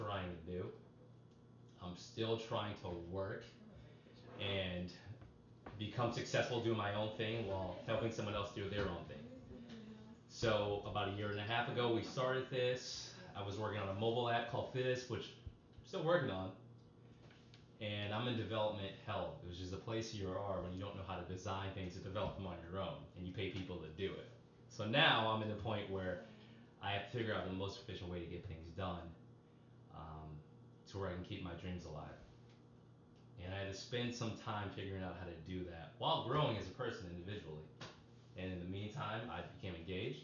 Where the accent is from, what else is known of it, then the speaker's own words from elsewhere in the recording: Boston, Massachusetts, United States; When I was a little kid, I grew up in Boston, Massachusetts